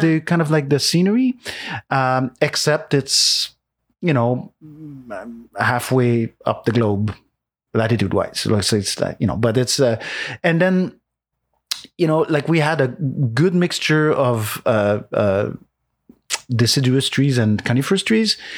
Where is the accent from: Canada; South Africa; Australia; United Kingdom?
Canada; Montreal, Quebec; English is a second language; moved away; also born or lived in Saint-Jean, Quebec; I'm from Montreal, so from Quebec